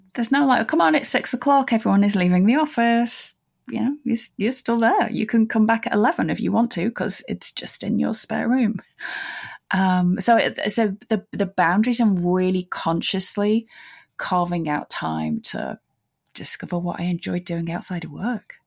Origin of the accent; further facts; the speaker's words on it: United Kingdom; as a British person